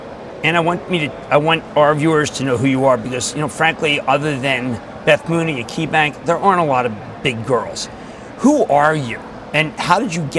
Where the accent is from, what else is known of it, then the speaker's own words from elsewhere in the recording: Philadelphia, Pennsylvania, United States; and I'm from Philadelphia